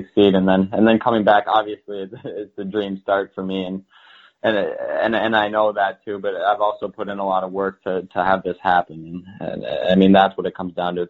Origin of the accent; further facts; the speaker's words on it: Grant, Minnesota, United States; I grew up in Minnesota, Grant, Minnesota